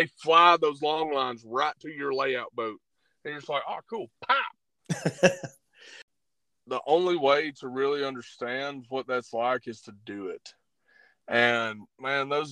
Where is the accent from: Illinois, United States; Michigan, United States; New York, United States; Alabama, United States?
Alabama, United States; Lake Guntersville; growing up on Lake Gunnersville with my brother